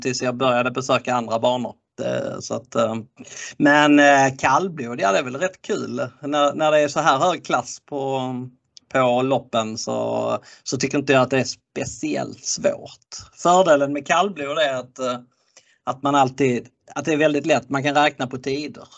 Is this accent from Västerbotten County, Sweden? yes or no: no; Skåne, Sweden; jag är skåning